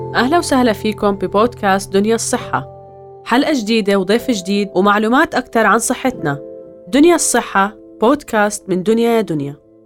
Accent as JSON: {"language": "Arabic", "country": "Jordan", "said": "عندنا بالاردن"}